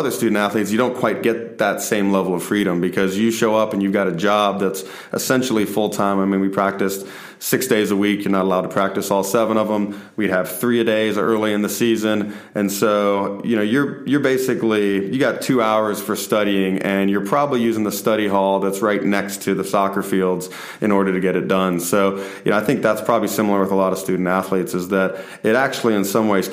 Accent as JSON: {"language": "English", "town": "Stone Mountain", "region": "Georgia", "country": "United States", "tie": "born or raised there", "also_born_or_lived": "Tucker, Georgia", "said": "Stone Mountain, Georgia. When I spent my whole childhood there in Tucker and Stone Mountain"}